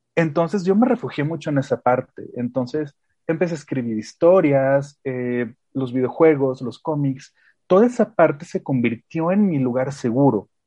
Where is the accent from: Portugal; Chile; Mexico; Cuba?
Mexico; León, Guanajuato; yo soy de León, que es como muchas personas saben, una ciudad increíblemente mocha